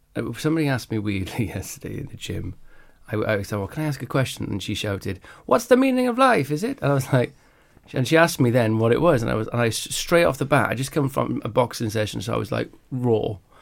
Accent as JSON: {"language": "English", "region": "Wales", "country": "United Kingdom", "tie": "born or raised there", "said": "I grew up in Wales"}